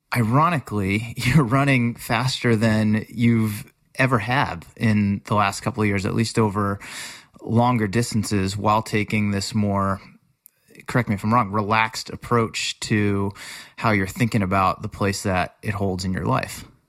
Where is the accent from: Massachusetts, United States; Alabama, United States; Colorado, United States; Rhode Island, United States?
Massachusetts, United States; Worcester; the community in general, where I grew up in Worcester, Massachusetts. I practically lived at the Friendly House as a kid